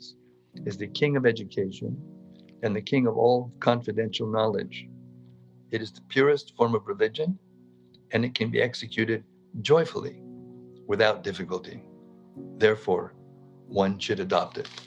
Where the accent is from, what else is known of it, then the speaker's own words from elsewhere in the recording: Northern California, United States; So we were Northern California boys. We grew up together in Northern California, small town.